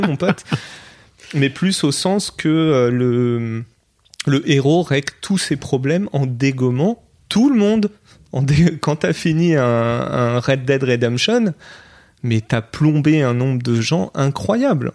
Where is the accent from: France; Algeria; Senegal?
France; mon pays, la France, c'est là où j'ai grandi